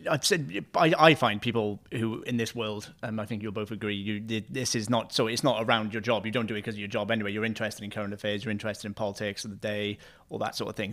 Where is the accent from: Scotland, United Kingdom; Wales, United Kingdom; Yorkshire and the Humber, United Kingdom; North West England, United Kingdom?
Wales, United Kingdom; me being a Welsh person